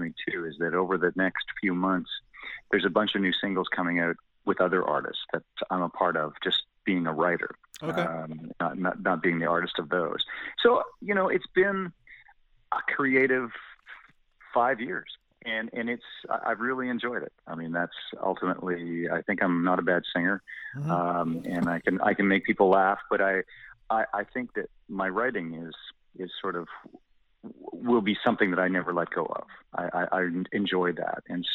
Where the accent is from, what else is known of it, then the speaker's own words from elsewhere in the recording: Hanover, Ontario, Canada; Owen Sound is relatively close to my hometown of Hanover